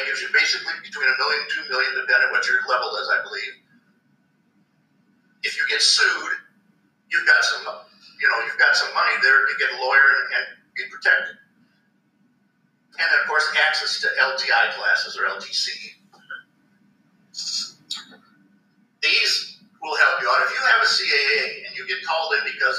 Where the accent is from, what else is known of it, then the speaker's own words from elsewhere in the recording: Wisconsin, United States; now in Missouri, United States; I was from Wisconsin originally